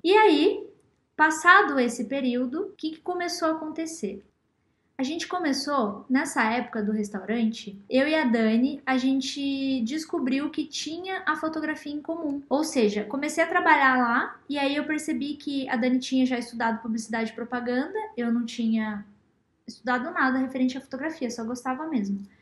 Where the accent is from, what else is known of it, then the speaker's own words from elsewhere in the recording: Matinhos, Paraná, Brazil; lá na minha cidade, Matinhos